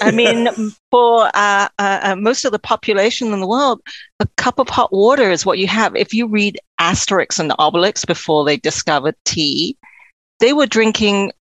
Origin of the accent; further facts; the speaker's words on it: Hong Kong; also born or lived in London, United Kingdom; I was born in Hong Kong to two Brit parents and lived between London and Hong Kong because they did.